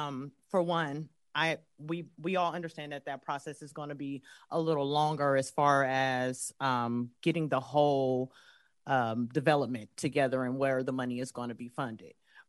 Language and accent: English; California, United States; I'm not from here. I'm not from this county. I am new. I am from the East Bay